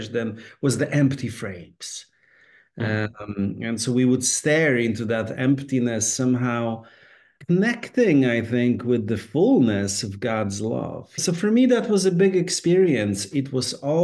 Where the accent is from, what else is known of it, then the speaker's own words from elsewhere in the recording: Poland; now in United States; Growing up in Poland at the time when I was growing up, I was born in 1970.